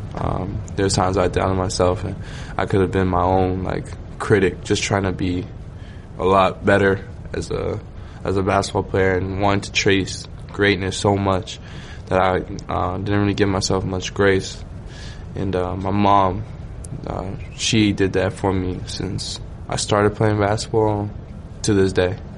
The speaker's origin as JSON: {"language": "English", "town": "Toronto", "region": "Ontario", "country": "Canada", "said": "I'm from Scarborough, um, East Side Toronto"}